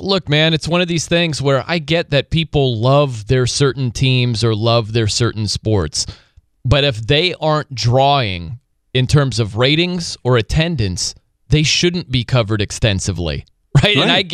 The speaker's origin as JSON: {"language": "English", "town": "South Bend", "region": "Indiana", "country": "United States", "tie": "born or raised there", "lives_now": "Albany, United States", "said": "But you know my hometown is South Bend, Indiana."}